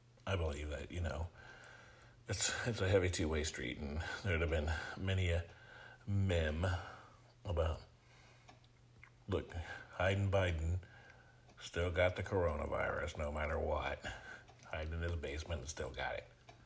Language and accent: English; United States